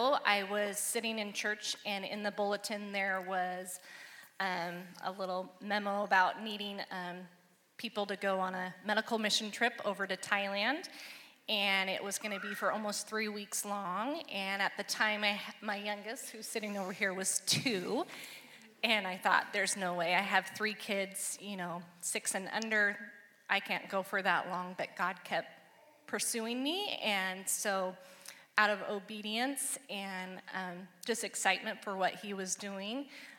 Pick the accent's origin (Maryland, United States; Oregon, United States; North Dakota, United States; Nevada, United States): Oregon, United States; Salem; also born or lived in Seattle, Washington; I grew up in Salem and then moved to Seattle for a while to do college